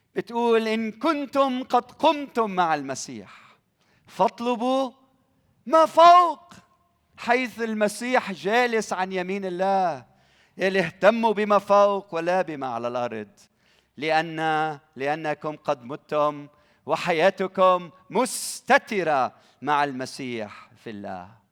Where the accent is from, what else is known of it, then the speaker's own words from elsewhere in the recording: Lebanon; بلدنا لبنان